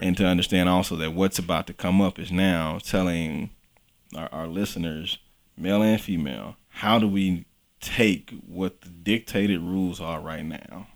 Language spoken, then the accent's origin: English; Mississippi, United States; accent: drawl; moved away; I'm from Mississippi